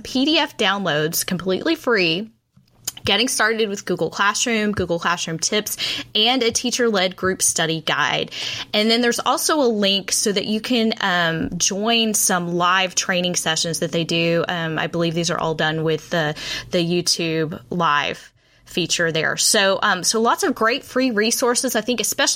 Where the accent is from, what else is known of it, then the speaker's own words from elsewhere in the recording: Texas, United States; I, as a Texan, have been in tears over and over and over again watching my fellow Texans suffer. I have been safe in North Texas